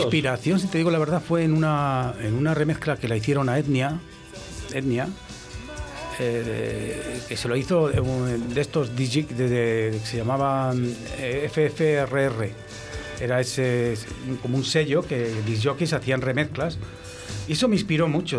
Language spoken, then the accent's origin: Spanish; Valladolid, Castile and León, Spain; soy de Valladolid